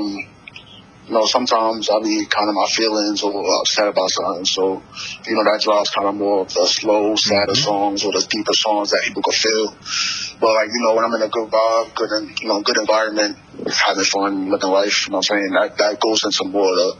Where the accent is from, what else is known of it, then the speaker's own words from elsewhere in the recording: New York City, New York, United States; I'm from Harlem, New York